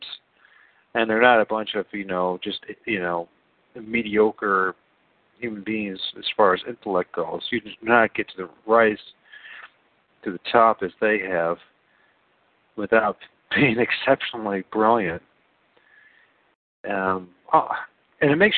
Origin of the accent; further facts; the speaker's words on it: Ohio, United States; I'm a guy from Ohio